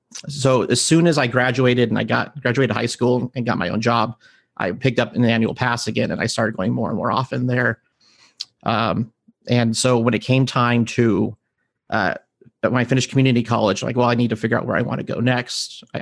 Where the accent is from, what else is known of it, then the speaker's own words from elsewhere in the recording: the Valley, Southern California, United States; also born or lived in Granada Hills, California / Santa Clarita, California; I grew up in Southern California, in the Valley. I was born in Granada Hills, later moved to Santa Cruz, which is like home to Magic Mountain.